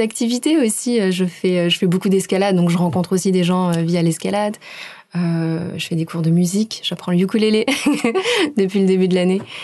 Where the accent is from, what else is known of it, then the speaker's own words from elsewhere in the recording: Aix-en-Provence, Provence-Alpes-Côte d'Azur, France; moved away as an adult; also born or lived in Montreal, Canada / Sweden; now in Auckland, New Zealand; Je viens d'Aix-en-Provence